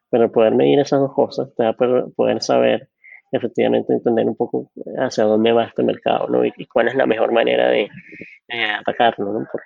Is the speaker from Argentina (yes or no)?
no; Venezuela; accent: super Venezuelan; now in New York, United States; Soy, venezolano, venezolano.